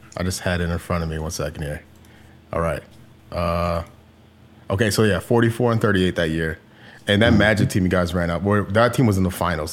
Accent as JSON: {"language": "English", "region": "Illinois", "country": "United States", "tie": "born or raised there", "also_born_or_lived": "St. Louis, Missouri", "said": "I was born in St. Louis, kind of grew up around Illinois"}